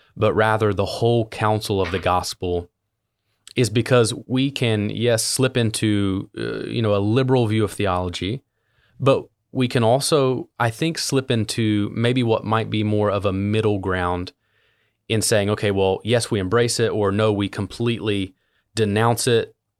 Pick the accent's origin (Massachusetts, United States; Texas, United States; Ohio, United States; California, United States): Ohio, United States; Southern; I was born and raised in Southern Ohio, which is a, interestingly, a part of Appalachia